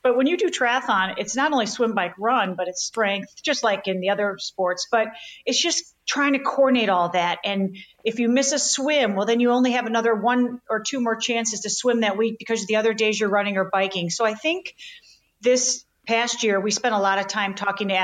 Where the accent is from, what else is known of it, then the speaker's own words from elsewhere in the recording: Chicago, Illinois, United States; I'm born and raised in Chicago